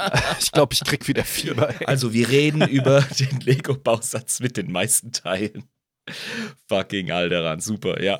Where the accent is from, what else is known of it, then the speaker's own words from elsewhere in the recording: Rhineland-Palatinate, Germany; now in Switzerland; Als Pfälzer